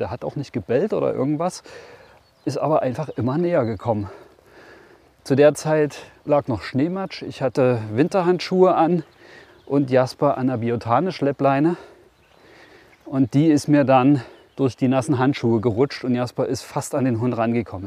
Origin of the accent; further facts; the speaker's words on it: Brandenburg, Germany; bei uns in Brandenburg